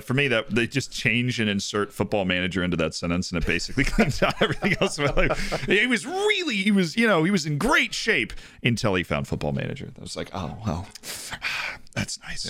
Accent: United States; as an American sports fan

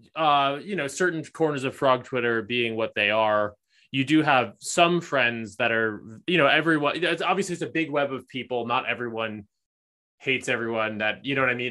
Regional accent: East Coast, United States; now in Los Angeles, United States; was born on the East Coast, moved to L A, um, am kind of settled down here

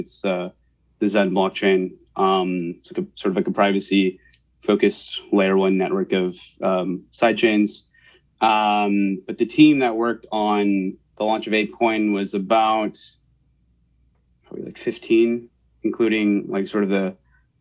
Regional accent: right outside of San Francisco, Northern California, United States; also born or lived in New York City; I was born and raised in California, NorCal, right outside of San Francisco

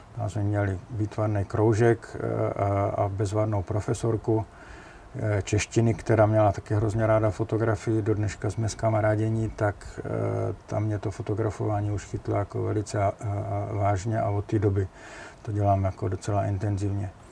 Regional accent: Jeseník, Olomouc Region, Czechia; moved away; Já jsem Moravák ze Severní Moravy, eh, z Jeseníku

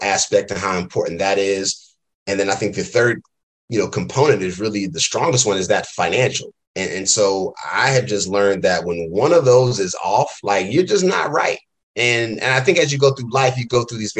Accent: Durham, North Carolina, United States; moved away as an adult; also born or lived in Philadelphia, Pennsylvania; now in Oakland, United States; I'm originally born and raised in Durham, North Carolina

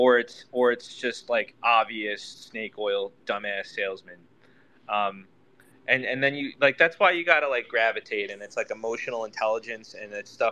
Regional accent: New York, United States; I grew up in New York

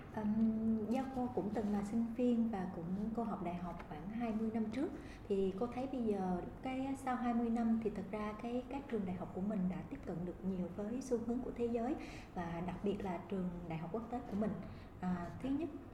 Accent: Vietnam; moved away

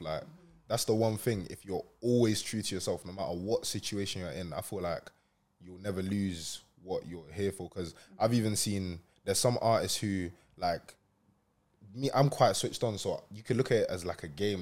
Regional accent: London, United Kingdom; also born or lived in Lancashire; now in Manchester, United Kingdom; I was raised in London. I came oh, here uh, three years ago.

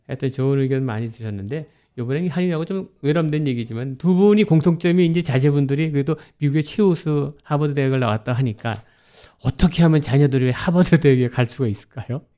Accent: Seoul, South Korea; now in New York, United States; 서울에서 다녔지만은 방학 때 되면 거기 이제 외사촌 있고

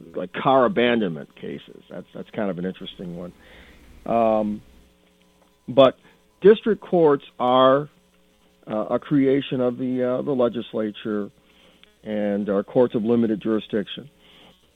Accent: Flint, Michigan, United States; I was born and raised here in Flint and lived here all my life

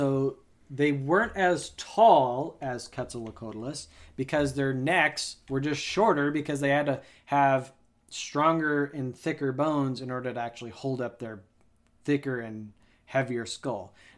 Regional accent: Texas, United States; Hey, I'm from Texas. I talk how I want.

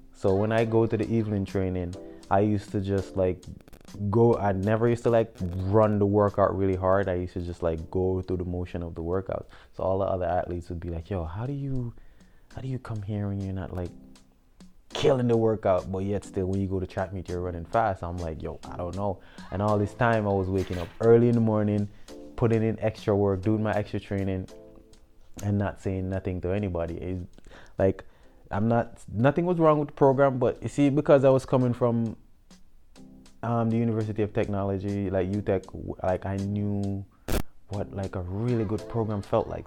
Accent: Westmoreland, Jamaica; also born or lived in St. Mary, Jamaica; I'm a Jamaican native. Um, I was born in the rural parish of St. Mary, and at a young age, um, my mom moved to the west end of Jamaica, so um, Westmoreland. Um, I grew up in Westmoreland.

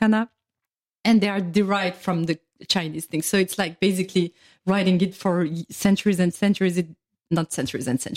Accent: France; I'm from France.

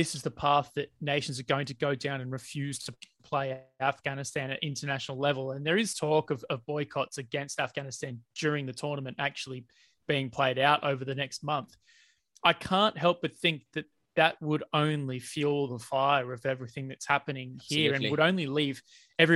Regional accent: Australia; as an Australian

